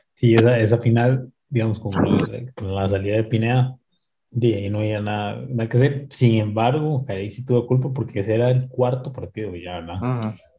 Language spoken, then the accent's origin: Spanish; Costa Rica; como somos los ticos